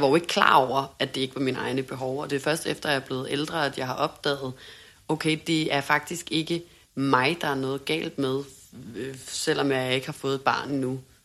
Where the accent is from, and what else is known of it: Denmark; moved away as an adult; now in Hamburg, Germany